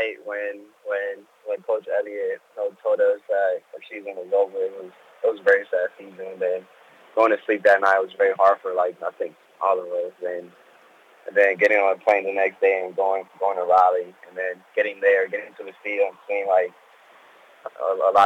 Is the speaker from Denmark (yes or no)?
no; Dominican Republic; moved away; I was born in Dominican Republic.